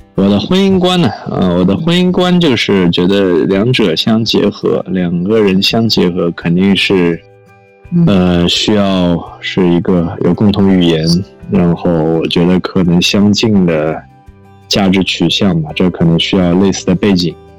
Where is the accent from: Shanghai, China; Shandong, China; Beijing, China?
Shanghai, China; also born or lived in Princeton, United States; 我是成长在那个国内公立教育体系的这样一个发展路径上，然后我是上海人，我在上海读公校长大